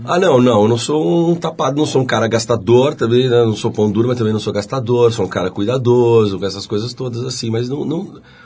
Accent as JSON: {"language": "Portuguese", "town": "Curitiba", "region": "Paraná", "country": "Brazil", "tie": "born or raised there", "moved": "yes", "said": "eu fui para Curitiba"}